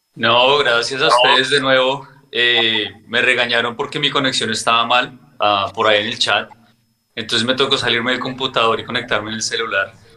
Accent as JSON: {"language": "Spanish", "region": "Bogotá", "country": "Colombia", "moved": "as an adult", "lives_now": "United States", "said": "yo vivo en Estados Unidos desde hace 17 años. Soy de Bogotá."}